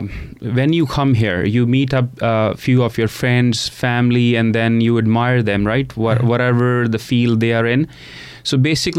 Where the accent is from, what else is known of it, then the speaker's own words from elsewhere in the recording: India; moved away as an adult; now in Canada; I came from India. Yeah. Yes, I was in India.